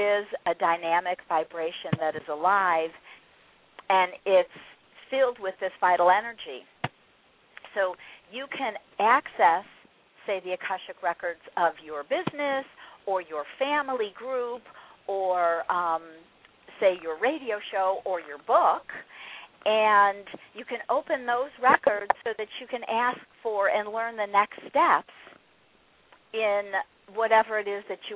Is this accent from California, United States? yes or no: yes; California, United States; I grew up in California in the 70s